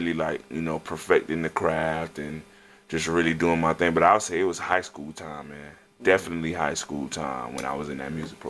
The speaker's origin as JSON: {"language": "English", "town": "Fort Lauderdale", "region": "Florida", "country": "United States", "said": "I'm originally from mm-hmm. Fort Lauderdale, Florida. That's like, you mm-hmm. know, a few minutes from Miami."}